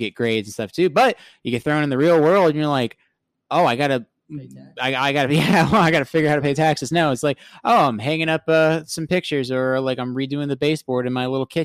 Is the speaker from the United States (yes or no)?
yes; South Florida, United States; growing up in South Florida